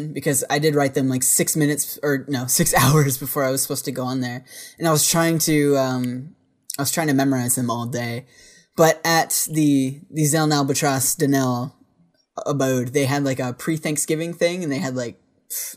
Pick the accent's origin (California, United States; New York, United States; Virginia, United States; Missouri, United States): Virginia, United States; I'm a dude from Virginia